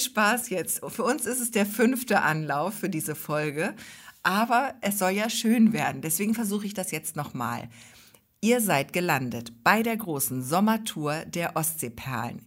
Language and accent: German; Hamburg, Germany; now in Ostholstein, Germany; ich bin ja nun aus Hamburg, und ähm, kam dann hier nach Ostholstein